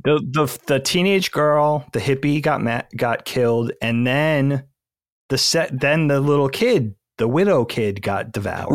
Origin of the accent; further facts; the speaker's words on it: Bellport, New York, United States; we grew up on Bellport, South Shore, middle of Long Island